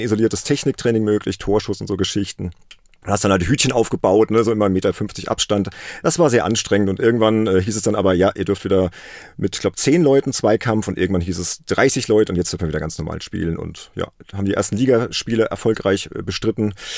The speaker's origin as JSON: {"language": "German", "town": "Worms", "region": "Rhineland-Palatinate", "country": "Germany", "tie": "born or raised there", "said": "aus Worms, das ist meine Heimatstadt"}